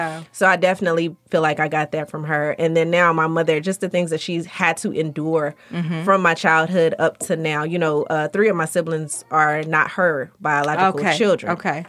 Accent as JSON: {"language": "English", "town": "Hinesville", "region": "Georgia", "country": "United States", "said": "I am a country girl. I'm from Hinesville, Georgia. So most people don't know where that is, but it's near Savannah."}